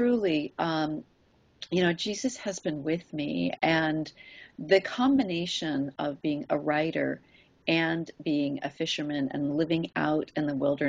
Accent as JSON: {"language": "English", "region": "New Hampshire", "country": "United States", "tie": "born or raised there", "also_born_or_lived": "Kodiak, Alaska", "moved": "as an adult", "lives_now": "Alaska, United States", "said": "I grew up in New Hampshire"}